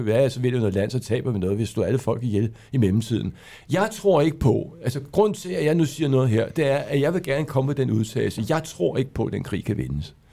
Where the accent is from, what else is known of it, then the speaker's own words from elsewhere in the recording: Denmark; vi er mange danskere